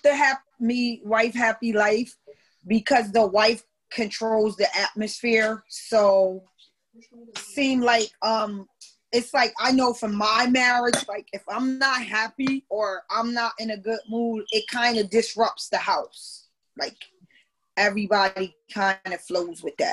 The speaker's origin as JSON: {"language": "English", "town": "New Haven", "region": "Connecticut", "country": "United States", "said": "I'm from New Haven, Connecticut"}